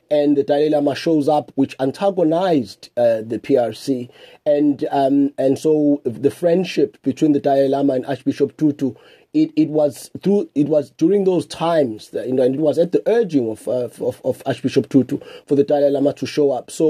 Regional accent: South Africa; someone who grew up under apartheid

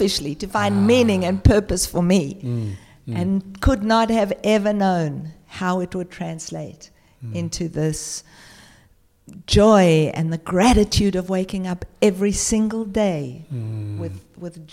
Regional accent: South Africa; now in Australia; I was born in South Africa during the apartheid era

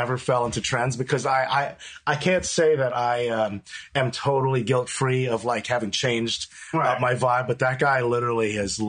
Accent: Manhasset, New York, United States; I grew up in Manhasset, which is a town in Long Island.

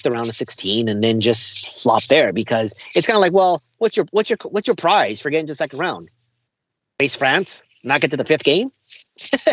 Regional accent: United States; I being an American with absolutely no Mexican ties

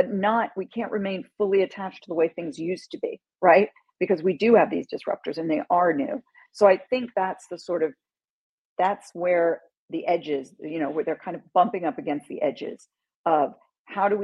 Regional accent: London, United Kingdom; moved away; also born or lived in New York City; I grew up in London

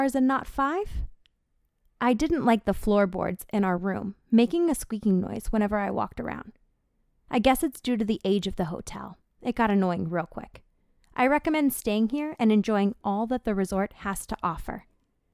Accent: San Diego, California, United States; my hometown of San Diego, California, America's finest city

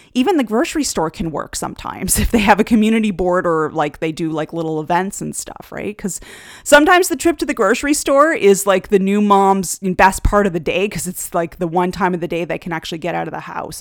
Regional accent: Canada; one of the things of living in Canada is that you do learn the second language here, French.

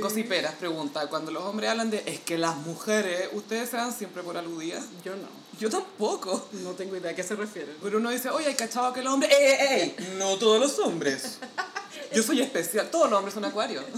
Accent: Chile; acá no hablamos español

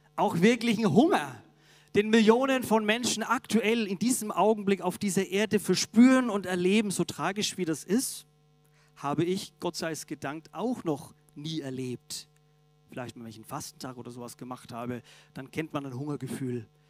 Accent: Augsburg, Bavaria, Germany; moved away; In meiner Heimat, der Augsburger Allgemeinen, der Zeitung

